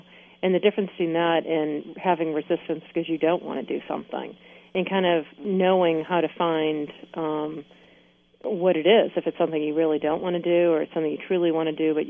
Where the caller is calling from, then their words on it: Maine, United States; I'm calling in from Maine.